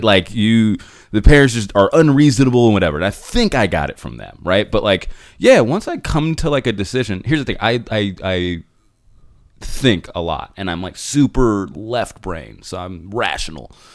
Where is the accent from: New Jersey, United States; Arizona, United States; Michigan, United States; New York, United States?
Arizona, United States; Phoenix; first language English; I was born in Phoenix